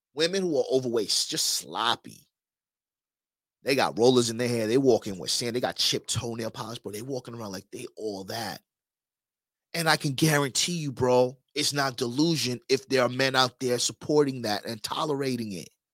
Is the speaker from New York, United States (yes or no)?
yes; New York, United States; now in Miami, United States; I'm from New York too.